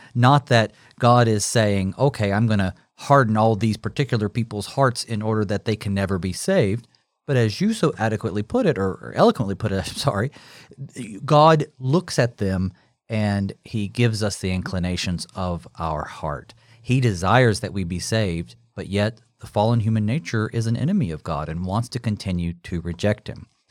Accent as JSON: {"language": "English", "country": "United States", "said": "we as American Christians"}